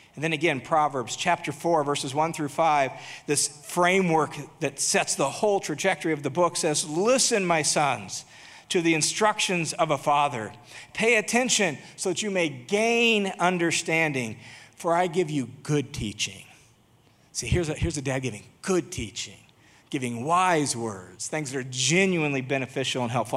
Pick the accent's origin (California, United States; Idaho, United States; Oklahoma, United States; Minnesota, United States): Idaho, United States; Boise; my hometown of Boise, Idaho